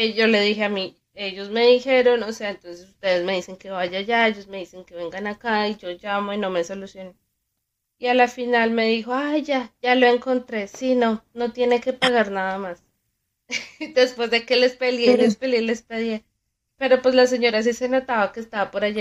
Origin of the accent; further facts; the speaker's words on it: Colombia; nosotros como colombianos